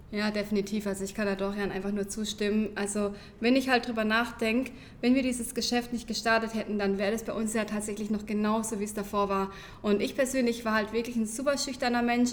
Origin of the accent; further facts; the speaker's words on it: near Karlsruhe, Baden-Württemberg, Germany; wir kommen aus der Nähe von Karlsruhe, hört man vielleicht einfach auch schon an unserem Dialekt